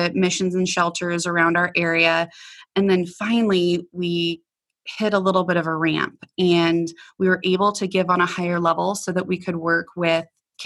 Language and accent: English; Nebraska, United States; moved away as an adult; also born or lived in Colorado; I stopped back in my hometown of Nebraska